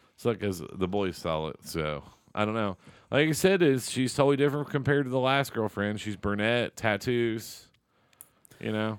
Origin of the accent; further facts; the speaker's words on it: Seymour, United States; moved away; Seymour, the school I graduated from.